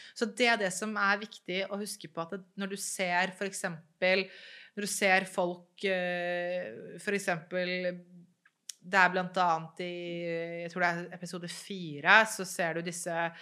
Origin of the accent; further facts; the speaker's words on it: Norway; jeg er jo født og oppvokst i Norge